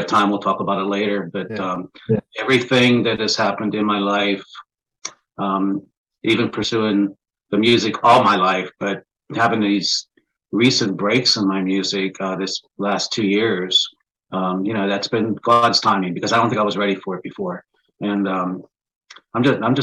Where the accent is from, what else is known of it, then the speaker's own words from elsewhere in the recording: Pennsylvania, United States; I'm from Pennsylvania, near Pittsburgh, Pennsylvania. I actually grew up in a small coal mining town, probably about 40 miles east of Pittsburgh.